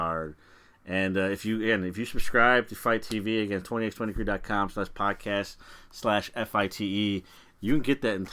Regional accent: Chicago, Illinois, United States; we are from Chicagoland

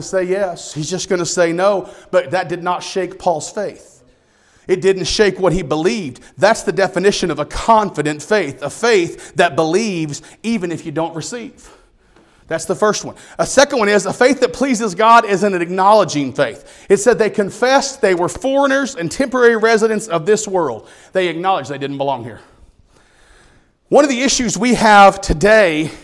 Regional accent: United States; I'm an American. And I'm proud to be an American

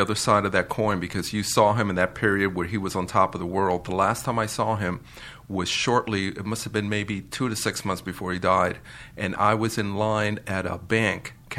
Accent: New York, United States; accent: New York; Yeah, because everybody makes fun of my accent.

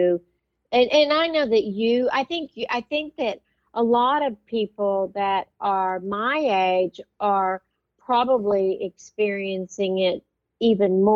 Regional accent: Lubbock, Texas, United States; I am from Lubbock.

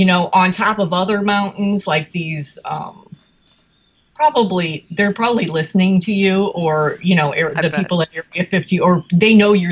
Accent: Chicago, Illinois, United States; we're from Chicago.

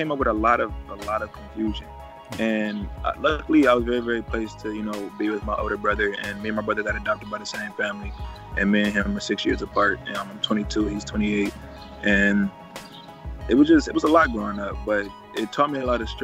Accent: Cleveland, Ohio, United States; I'm from Cleveland, Ohio. I come from one of the most dangerous places to live in the United States.

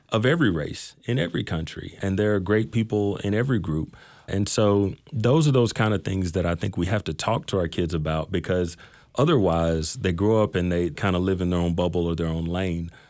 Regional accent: Mesquite, Texas, United States; I grew up in Mesquite

